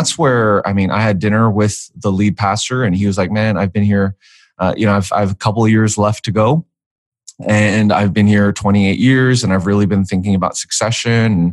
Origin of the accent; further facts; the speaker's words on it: Vancouver, British Columbia, Canada; moved away as an adult; also born or lived in Edmonton, Canada; now in Nashville, United States; I grew up in Vancouver, born and raised there